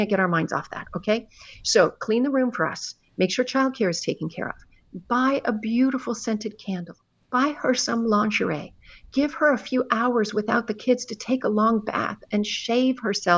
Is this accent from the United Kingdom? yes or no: no; Canada; now in United States; although I've lived in America for a very long time, I'm actually Canadian